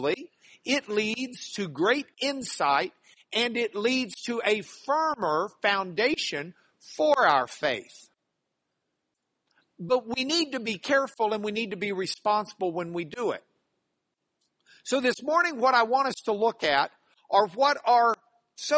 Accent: Lubbock, Texas, United States; moved away as an adult; now in Houston, United States; I grew up in Lubbock

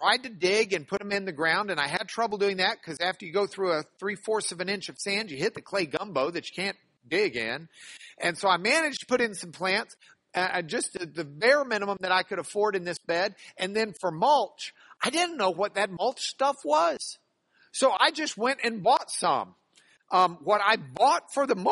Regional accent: Lubbock, Texas, United States; moved away as an adult; now in Houston, United States; I grew up in Lubbock

